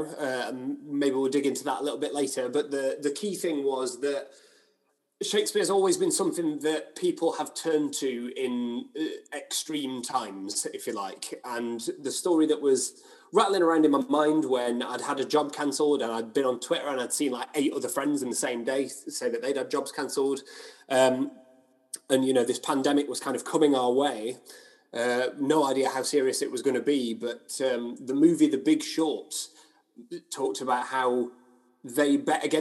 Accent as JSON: {"language": "English", "town": "Hoyland", "region": "Yorkshire and the Humber", "country": "United Kingdom", "tie": "born or raised there", "also_born_or_lived": "Leicester", "moved": "as an adult", "said": "I grew up in a small town called Hoyland near Barnsley in South Yorkshire, or Barnsley, as we call it. I lived there until I went to university in Leicester."}